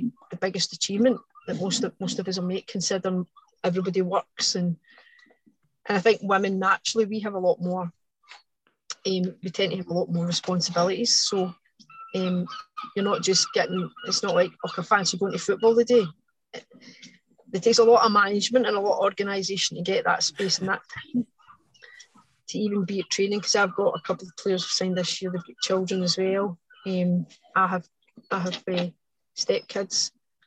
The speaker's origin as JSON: {"language": "English", "area": "Lanarkshire", "region": "Scotland", "country": "United Kingdom", "said": "I don't come from Paisley area, so like I come from Lanarkshire"}